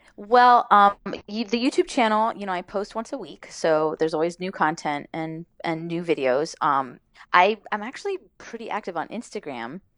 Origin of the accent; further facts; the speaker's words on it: Miami, Florida, United States; moved away; also born or lived in Los Angeles; I grew up in Miami, so it's kind of a Spanglish